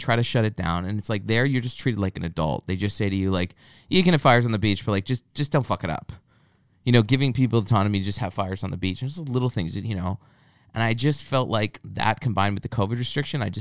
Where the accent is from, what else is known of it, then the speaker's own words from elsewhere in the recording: Canada; I'm not depressed. I'm just Canadian.